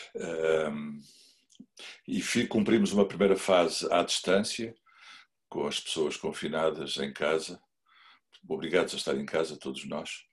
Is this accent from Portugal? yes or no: yes; Figueira da Foz, Centro, Portugal; eu sou da Figueira da Foz